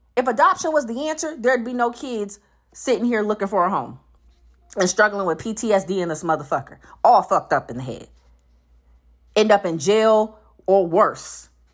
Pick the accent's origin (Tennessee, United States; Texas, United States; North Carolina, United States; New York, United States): North Carolina, United States; now in Georgia, United States; my home state hasn't jumped on it 'cause I'm from North Carolina.